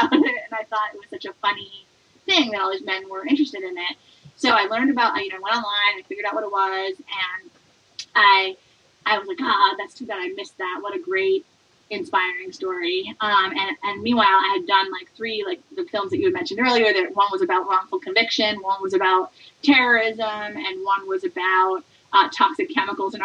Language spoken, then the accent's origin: English; Port Chester, New York, United States; moved away as an adult; also born or lived in Connecticut; now in San Francisco Bay Area, United States; I grew up in Portchester, New York, which is a suburb outside of Manhattan, about 30 minutes north